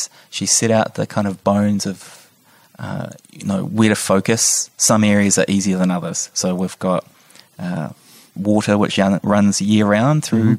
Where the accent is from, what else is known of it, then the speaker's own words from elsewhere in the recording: North Island, New Zealand; So I'm originally from the North Island, but my dad's family, they're all from the Hakitaramia